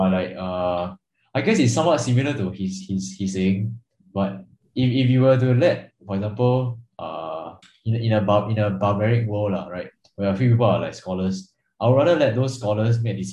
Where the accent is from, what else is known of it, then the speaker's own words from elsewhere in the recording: Singapore; as a Singaporean